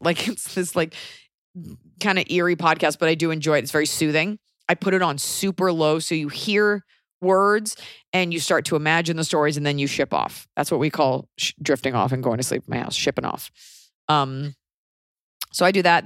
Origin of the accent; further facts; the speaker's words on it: United States; as an American